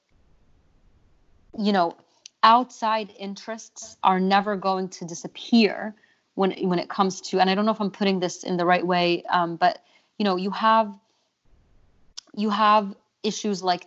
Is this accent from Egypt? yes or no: yes; Egypt; moved away; I grew up in Egypt